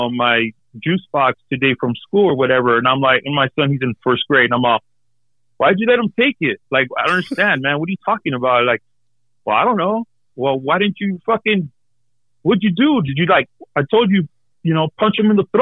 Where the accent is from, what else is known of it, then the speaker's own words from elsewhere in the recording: Los Angeles, California, United States; also born or lived in Elysian Valley (Frogtown), Los Angeles; we grew up in East